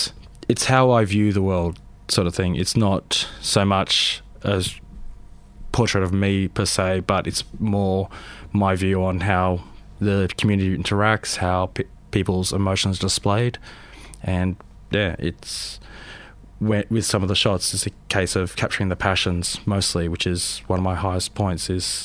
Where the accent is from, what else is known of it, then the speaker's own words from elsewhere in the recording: Sydney, New South Wales, Australia; born there; also born or lived in Adelaide / Canberra; now in Melbourne, Australia; I was born in Sydney.